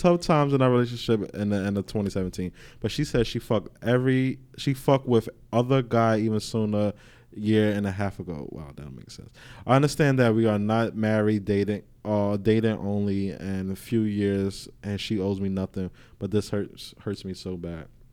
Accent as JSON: {"language": "English", "town": "New York City", "region": "New York", "country": "United States", "said": "we come from Queens"}